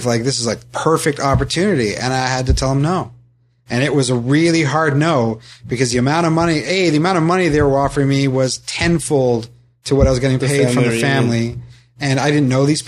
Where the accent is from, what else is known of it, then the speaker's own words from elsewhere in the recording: Ottawa, Ontario, Canada; I'm from Ottawa